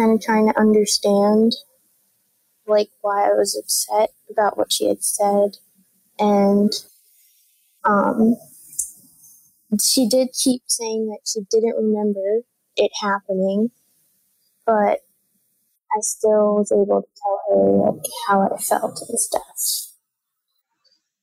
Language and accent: English; New York City, New York, United States; I'm 14 years old, and I'm from Brooklyn, New York